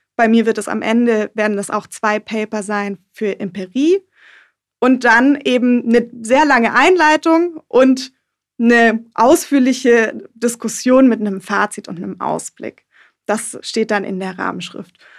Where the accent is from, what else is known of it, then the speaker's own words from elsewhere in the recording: Germany; now in Düsseldorf, Germany; Dann geht es für mich erstmal in meine Heimat und zwar an den Bodensee